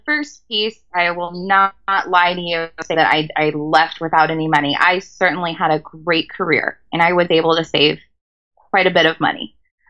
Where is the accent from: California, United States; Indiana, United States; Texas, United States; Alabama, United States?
California, United States; accent: American